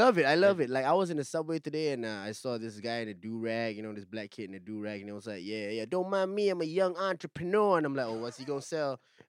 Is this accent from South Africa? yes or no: no; Singapore; also born or lived in Malaysia; I say I'm from Singapore